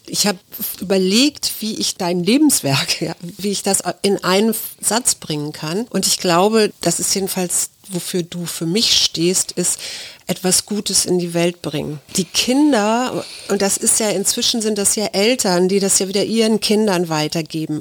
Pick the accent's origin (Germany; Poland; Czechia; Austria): Germany; Hamburg; als gebürtige Hamburgerin